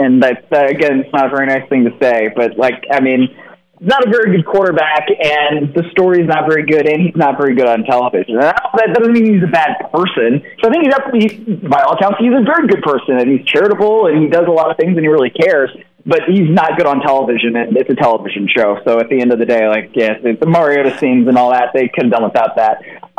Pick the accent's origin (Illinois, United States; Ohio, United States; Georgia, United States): Ohio, United States; Cleveland; I am from Cleveland and I am a Browns fan.